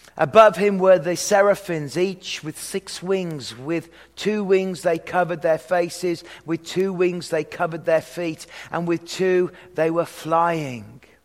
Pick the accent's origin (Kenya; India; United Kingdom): United Kingdom; hometown …, West Midlands; moved away; I come from the hometown of the lead singer of the band …, …